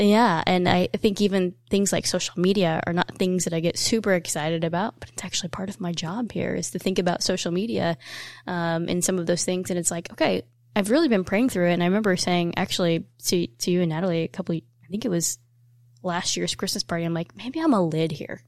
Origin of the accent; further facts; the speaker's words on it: Evansville, Indiana, United States; we're from Evansville and Indiana